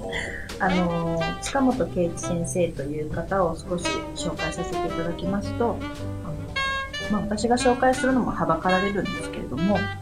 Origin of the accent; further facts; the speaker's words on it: Japan; also born or lived in China; 中国生まれの日本育ち